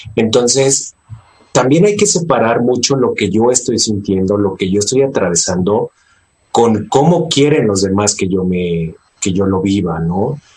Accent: Mexico; como mexicanos

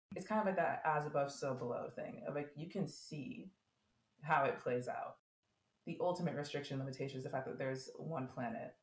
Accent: United States; as an American

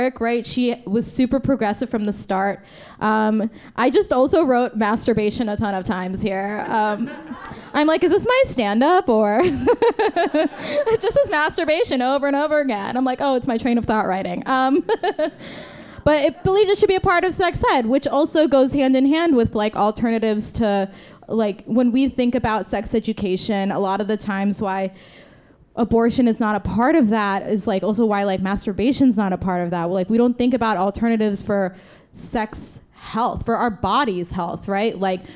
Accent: New Jersey, United States; I am from Jersey

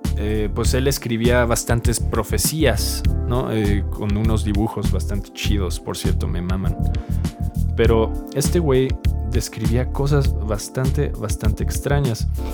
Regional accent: Mexico

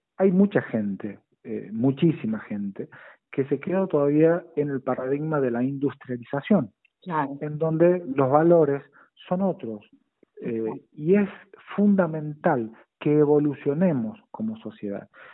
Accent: La Rioja, Argentina; como riojano

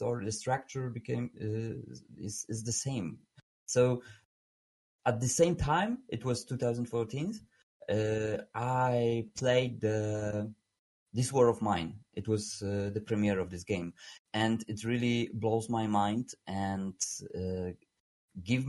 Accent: Poland; English is a second language; I'm from Poland. I'm right now in Warsaw

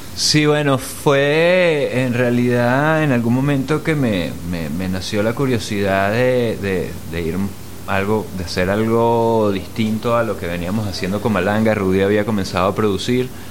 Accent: Venezuela; also born or lived in Mexico; aunque soy venezolano, nací en México, no viví mucho tiempo en México

